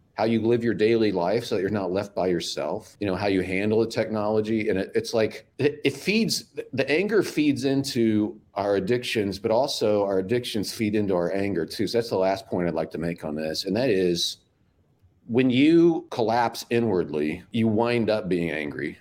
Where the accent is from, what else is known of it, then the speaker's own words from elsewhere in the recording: Midwest, United States; now in Florida, United States; I'm from the Midwest.